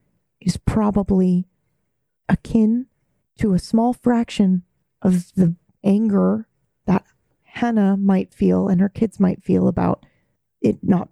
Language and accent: English; Japan; And I grew up in Japan.